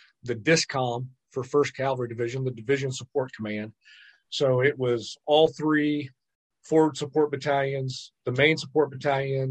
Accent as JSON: {"language": "English", "town": "Muncie", "region": "Indiana", "country": "United States", "tie": "born or raised there", "said": "I'm originally from Muncie, Indiana. Grew up in Indiana."}